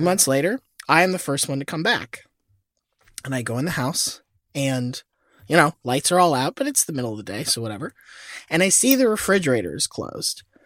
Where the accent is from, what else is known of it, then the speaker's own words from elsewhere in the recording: Florida, United States; I was born in Florida